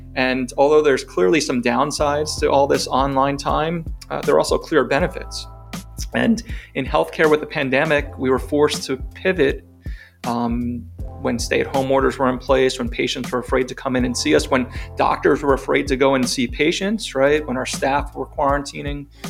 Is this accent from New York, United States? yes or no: yes; New York, United States; moved away as an adult; now in Chapel Hill, United States; I'm not from North Carolina by my accent. I grew up in New York